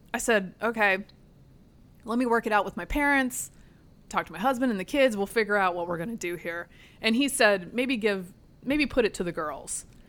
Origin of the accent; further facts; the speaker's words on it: Durham, North Carolina, United States; also born or lived in Northern Virginia; now in Arlington County, United States; I sent my children to camp in my hometown. which is in the state of North Carolina